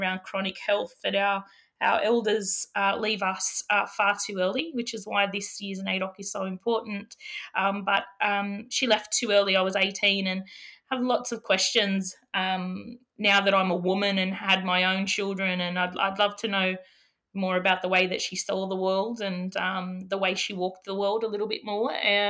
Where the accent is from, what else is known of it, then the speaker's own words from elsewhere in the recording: New South Wales, Australia; Yeah, my family, mid-north coast, Matthew, also known as God's country.